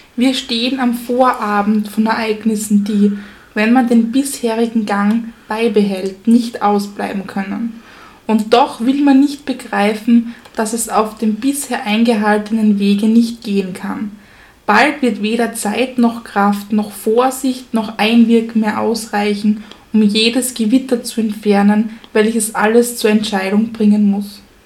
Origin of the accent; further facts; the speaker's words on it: Styria, Austria; wir als Steirer